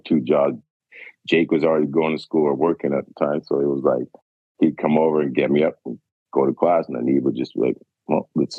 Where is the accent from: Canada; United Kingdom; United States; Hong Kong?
Canada; Richmond, British Columbia; growing up in Richmond